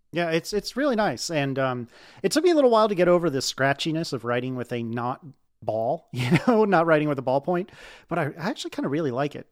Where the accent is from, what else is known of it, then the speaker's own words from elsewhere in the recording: United States; as an American